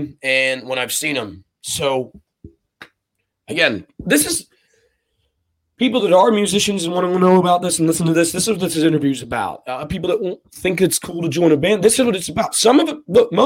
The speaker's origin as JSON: {"language": "English", "town": "Jacksonville", "country": "United States", "tie": "born or raised there"}